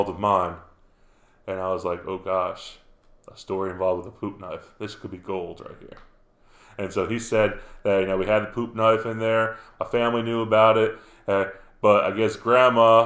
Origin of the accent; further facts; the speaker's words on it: New York, United States; Up in the woods in New York, in my hometown